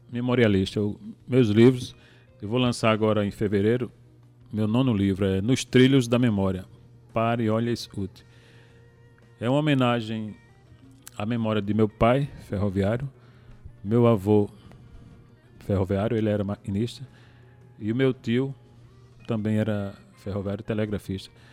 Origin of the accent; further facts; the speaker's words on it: Itabaiana, Paraíba, Brazil; Sou de Itabaiana, filho de ferroviário.